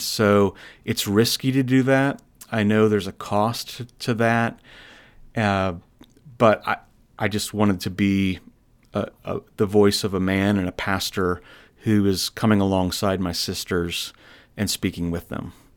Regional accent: Iowa, United States; I'm a native of Iowa

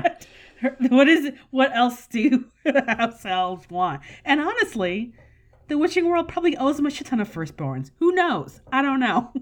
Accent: United States; I'm an American

